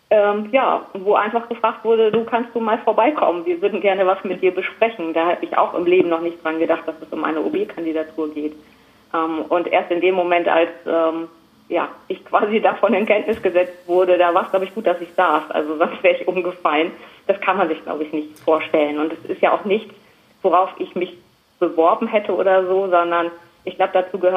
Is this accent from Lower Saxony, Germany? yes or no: yes; Ganderkesee, Lower Saxony, Germany; aufgewachsen in Ganakesee, habe da meine Kindheitstage verbracht, bin dann aber relativ schnell auch wieder zurückgekommen nach Delmhorst